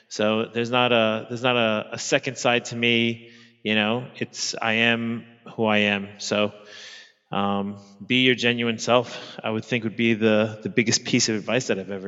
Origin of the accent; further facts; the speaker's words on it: New York, United States; now in Sydney, Australia; I'm an American living in Sydney, Australia. I'm originally from Queens, New York.